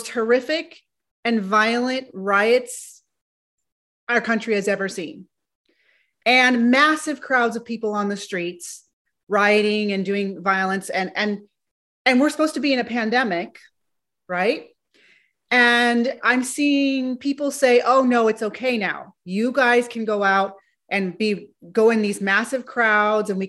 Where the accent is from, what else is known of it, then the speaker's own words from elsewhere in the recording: California, United States; I'm from California